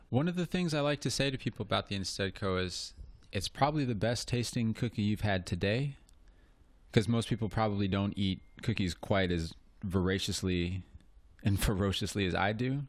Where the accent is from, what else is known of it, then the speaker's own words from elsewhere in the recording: Cincinnati, Ohio, United States; I'm from Cincinnati